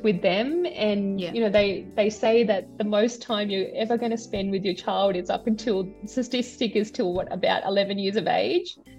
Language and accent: English; Sydney, New South Wales, Australia; born or raised there; also born or lived in India